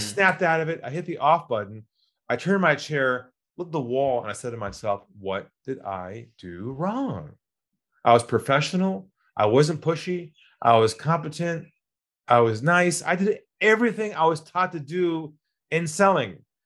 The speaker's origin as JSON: {"language": "English", "region": "California", "country": "United States", "also_born_or_lived": "Los Angeles", "moved": "as an adult", "lives_now": "Sydney, Australia", "said": "I'm originally from California"}